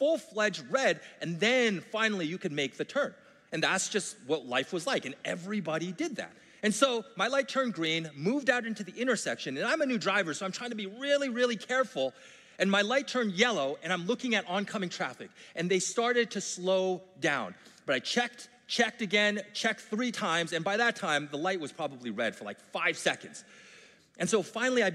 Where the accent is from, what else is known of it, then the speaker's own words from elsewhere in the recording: Vancouver, British Columbia, Canada; I grew up in Vancouver.